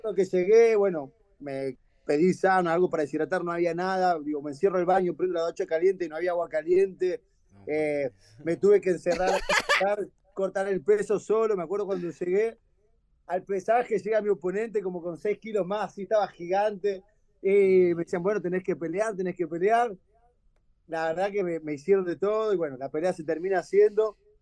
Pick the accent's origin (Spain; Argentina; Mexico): Argentina; moved away as an adult; also born or lived in Florianópolis, Brazil; como argentino